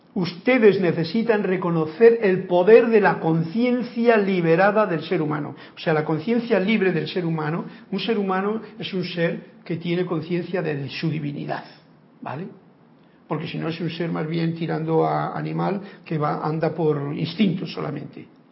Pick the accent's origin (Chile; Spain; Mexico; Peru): Spain; Andalusia; moved away as an adult; now in Panama; mi pueblo de allá donde yo vivo en Andalucía, o vivía